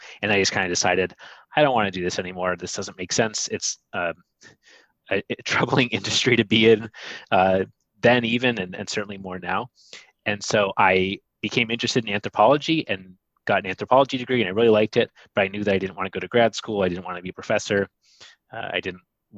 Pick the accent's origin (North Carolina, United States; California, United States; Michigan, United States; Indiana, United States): Michigan, United States; Ann Arbor; moved away; I am originally from Michigan. I'm from Ann Arbor